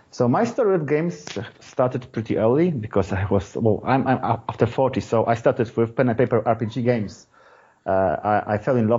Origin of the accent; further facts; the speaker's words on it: Poland; I'm from Poland.